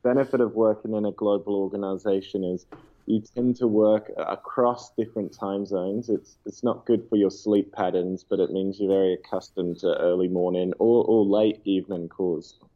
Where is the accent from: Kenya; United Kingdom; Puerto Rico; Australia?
Australia; Perth, Western Australia; growing up in Perth